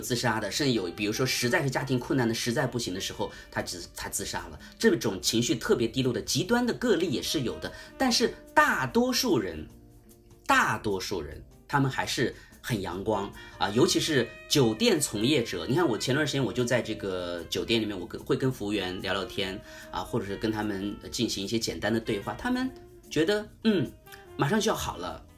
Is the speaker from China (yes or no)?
yes; China; moved away as an adult; now in Bangkok, Thailand; 他们听到我是个中国人